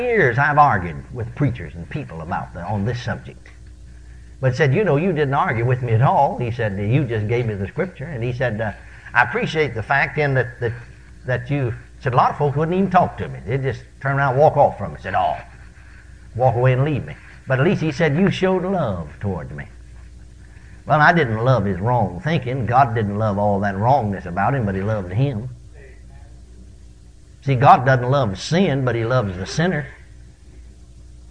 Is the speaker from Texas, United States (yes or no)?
yes; McKinney, Texas, United States; moved away; my hometown of McKinney, Texas